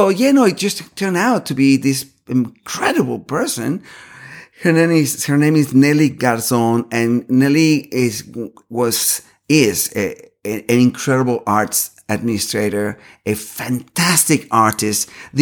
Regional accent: Caracas, Capital District, Venezuela; born there; I was born in Caracas, Venezuela.

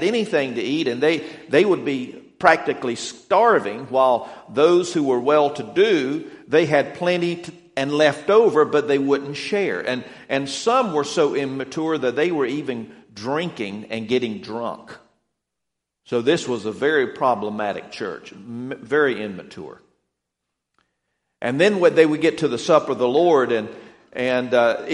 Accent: Atlanta, Georgia, United States; moved away; I am from the Atlanta area. I'd lived there for around 17 years

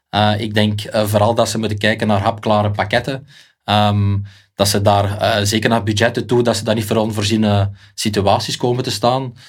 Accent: Beveren, Flanders, Belgium; ik ben uit Beveren, dat ga je misschien horen aan de tongval

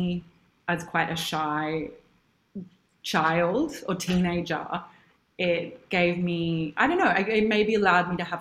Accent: Sydney, New South Wales, Australia; also born or lived in New York; I'm from Sydney and I grew up here

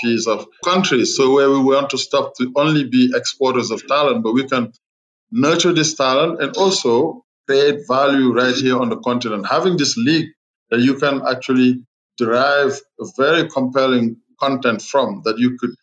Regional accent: Senegal; I'm from Senegal, so I root for Senegal

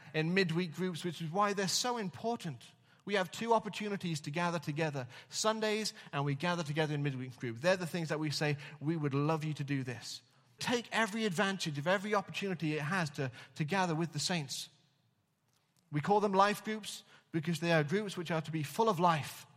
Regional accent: England, United Kingdom; now in Wales, United Kingdom; as an Englishman in Wales.

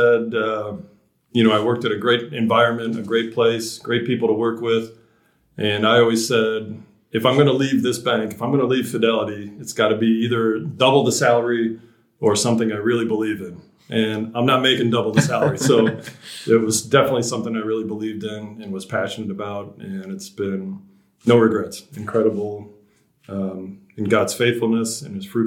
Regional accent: Kansas, United States; moved away as an adult; also born or lived in Burundi; Born and raised in Kansas

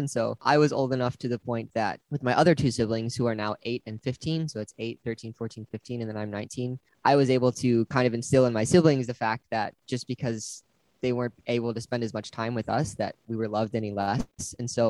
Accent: Wisconsin, United States; born there; now in Pittsboro, United States; I was born in Wisconsin and we've moved around a lot, but that's where I'm at right now.

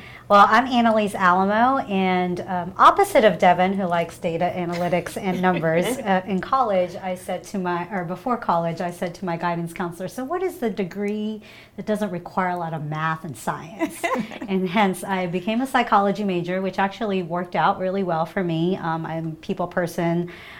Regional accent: Brunei; also born or lived in Philippines / London; I was born in the Philippines, but I grew up in a country called Brunei and got exposed to that culture and different language and have moved around.

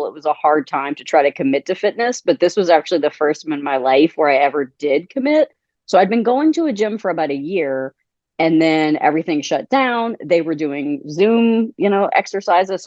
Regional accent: Thibodaux, Louisiana, United States; also born or lived in Michigan / Tennessee; now in Midwest, United States; I am originally from Thibodaux, which is Thibodaux, Louisiana

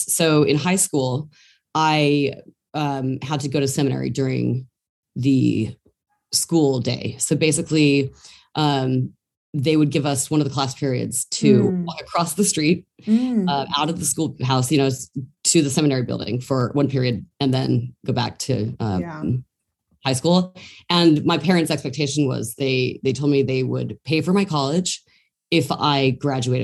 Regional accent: Salt Lake City, Utah, United States; now in New York City, United States; I was born and raised, grew up in Salt Lake City, Utah

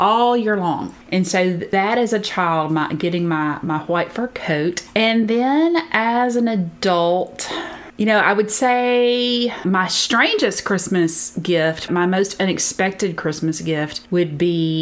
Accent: the South, United States; I grew up in the South, but all of my father's family was in Pennsylvania.

